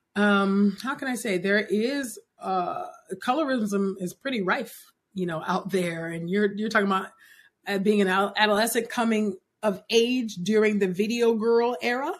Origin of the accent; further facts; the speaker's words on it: California, United States; being born and raised in California